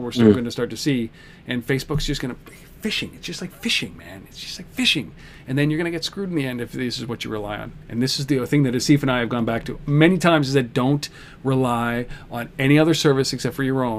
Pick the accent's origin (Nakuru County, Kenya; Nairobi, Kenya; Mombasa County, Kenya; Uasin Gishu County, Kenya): Nairobi, Kenya; born there; I was born in Nairobi, of all places. Nairobi, Kenya.